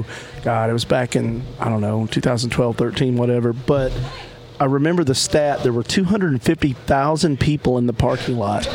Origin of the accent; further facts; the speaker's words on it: Oklahoma, United States; I'm from Oklahoma.